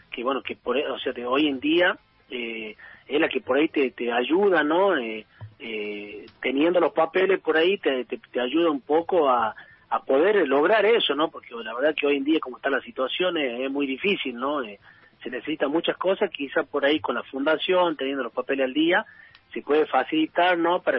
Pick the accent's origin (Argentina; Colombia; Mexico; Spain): Argentina; Tucumán; also born or lived in Buenos Aires / France; después ya me quedé acá en mi pueblo porque fui presidente del club donde, donde, donde vivo